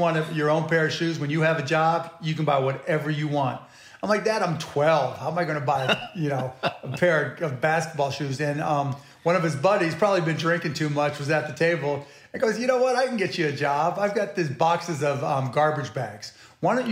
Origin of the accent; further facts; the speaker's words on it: Pittsburgh, Pennsylvania, United States; also born or lived in Scott Township, Pennsylvania / Mount Lebanon, Pennsylvania; I was born in Pittsburgh, Pennsylvania, Squirrel Hill, and then moved to Birdland and Scott Township, then Mount Lebanon